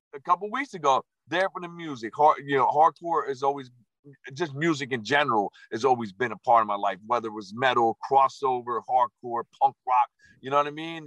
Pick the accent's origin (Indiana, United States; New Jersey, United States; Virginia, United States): New Jersey, United States; my original nickname was Jersey